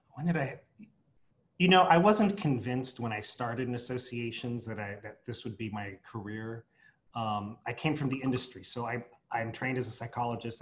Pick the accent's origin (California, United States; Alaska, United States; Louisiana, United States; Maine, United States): California, United States; San Diego; my hometown, San Diego